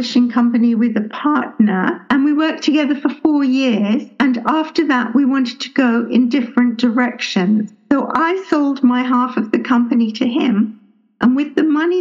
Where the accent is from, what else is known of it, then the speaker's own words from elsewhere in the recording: England, United Kingdom; also born or lived in London; I grew up in England. I was born in London.